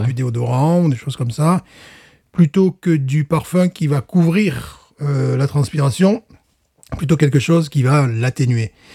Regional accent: France; je suis français

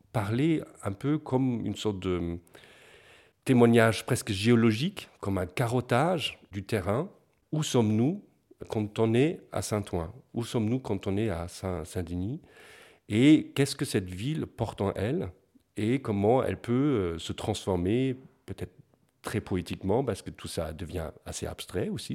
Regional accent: Bavaria, Germany; moved away; Je viens du, sud de l'Allemagne, de la Bavière, ou dans les villages.

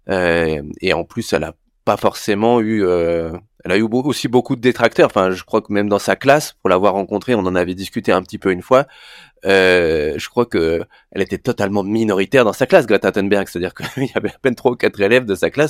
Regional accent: Paris, Île-de-France, France; comme je suis parisien, avant que les pommes de terre arrivent, dans mon frigo

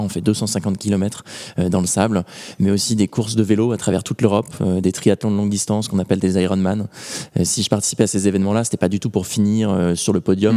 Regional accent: Normandy, France; je viens de Normandie

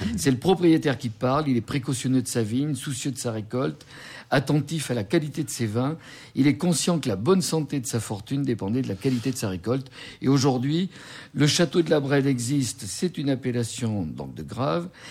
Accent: Bordeaux, Nouvelle-Aquitaine, France; en tant que bordelais.

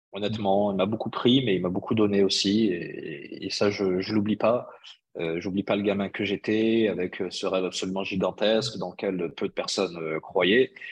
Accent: Bhalil, Fès-Meknès, Morocco; dans mon patelin de, de Baalil euh, mm. littéralement traduit, ça veut dire le charme de la nuit.

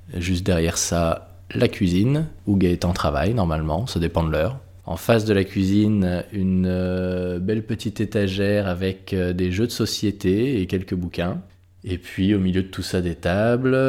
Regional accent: Brittany, France; je suis né et que j'ai grandi en Bretagne

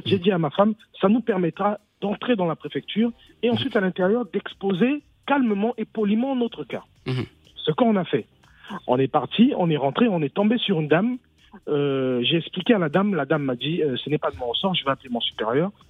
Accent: France; moi, je suis français

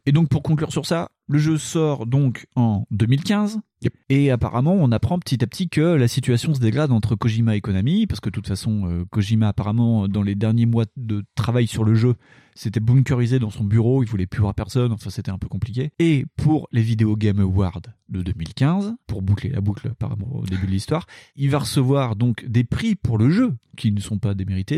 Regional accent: Dijon, Bourgogne-Franche-Comté, France; chez nous à Dijon

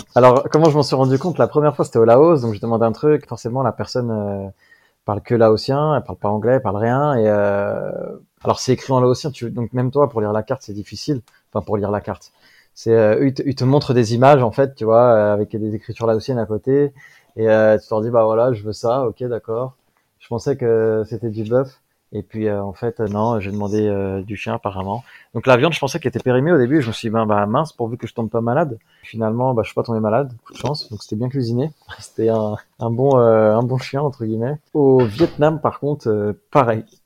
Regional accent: France; qu'on a nous en Europe ou en France

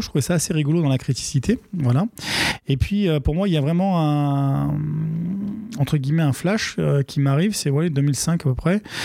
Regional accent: Aubervilliers, Île-de-France, France; je suis né et j'ai grandi à Aubervilliers

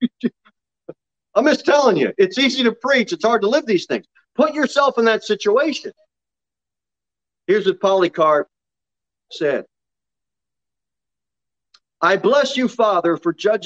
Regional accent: United States; we're American Christians.

